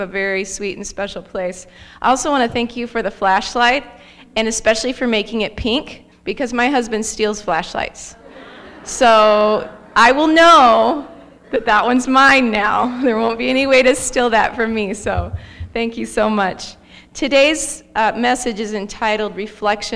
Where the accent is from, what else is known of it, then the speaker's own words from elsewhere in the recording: Arcadia, Florida, United States; I was raised in Arcadia, Florida.